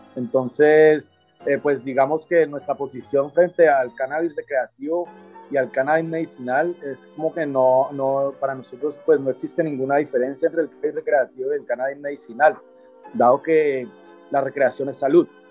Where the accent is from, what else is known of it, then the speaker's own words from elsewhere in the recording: Cali, Valle del Cauca, Colombia; yo soy de aquí de Cali.